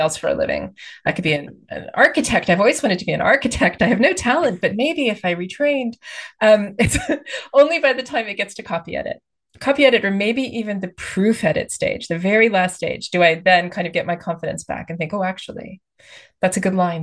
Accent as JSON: {"language": "English", "region": "Texas", "country": "United States", "tie": "born or raised there", "moved": "as an adult", "lives_now": "United Kingdom", "said": "I grew up in the states. I grew up actually in Texas"}